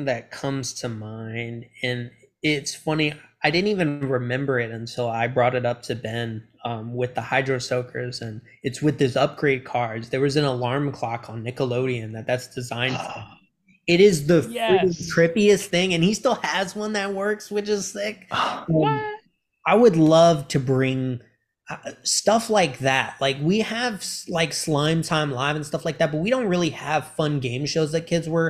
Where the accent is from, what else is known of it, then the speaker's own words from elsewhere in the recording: Germany; born there; so my dad was in the military, so I traveled a lot from Germany. I was born in Germany.